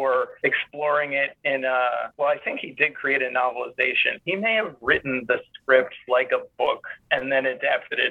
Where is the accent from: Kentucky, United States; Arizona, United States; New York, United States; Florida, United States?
New York, United States; New York City; I used to make giant head movies in my backyard growing up in Staten Island